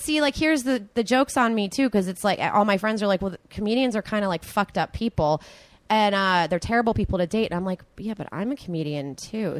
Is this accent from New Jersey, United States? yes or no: yes; right outside of Philadelphia, New Jersey, United States; moved away as an adult; now in Los Angeles, United States; I'm originally from New Jersey, right outside of Philadelphia